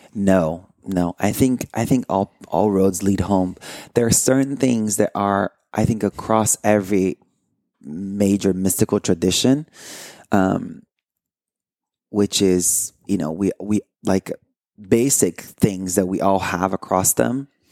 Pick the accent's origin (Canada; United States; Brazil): Brazil; moved away; I grew up in Brazil